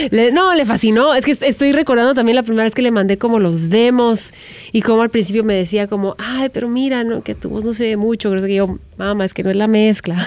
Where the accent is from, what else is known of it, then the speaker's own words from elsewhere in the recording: Guatemala; moved away as an adult; now in Los Angeles, United States; soy guatemalteca, que vengo de Latinoamérica